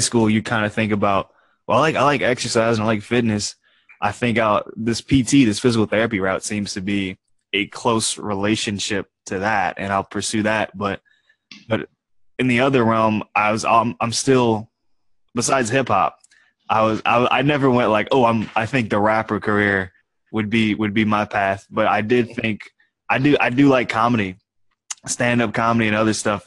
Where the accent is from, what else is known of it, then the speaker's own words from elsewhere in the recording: New Orleans, Louisiana, United States; moved away; also born or lived in Austin; originally from New Orleans in Louisiana